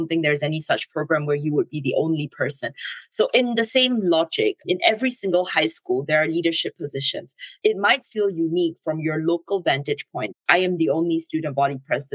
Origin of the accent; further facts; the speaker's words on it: Singapore; moved away as an adult; I'm originally from Singapore